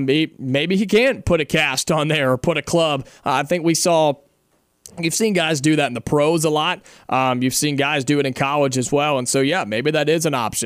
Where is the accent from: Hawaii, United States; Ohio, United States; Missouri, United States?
Ohio, United States; Dayton; moved away; I grew up in Dayton for about 9 years